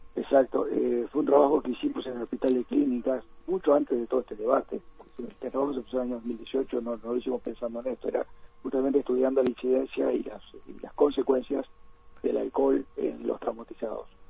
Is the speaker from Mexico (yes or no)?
no; Uruguay